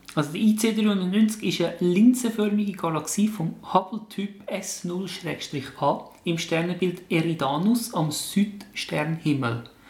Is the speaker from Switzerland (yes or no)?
yes; Switzerland; bei uns in der Schweiz